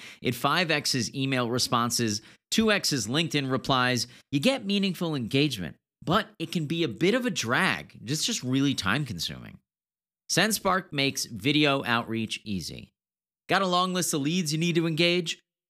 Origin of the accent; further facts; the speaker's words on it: New York, United States; now in Austin, United States; I'm from New York.